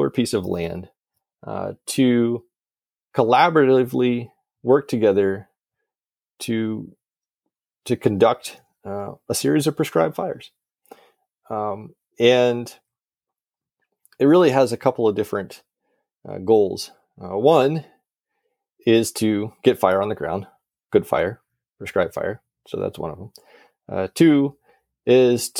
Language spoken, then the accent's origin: English; the South, United States; moved away; I come from the South where there's more prescribed fire used than really anywhere else in the country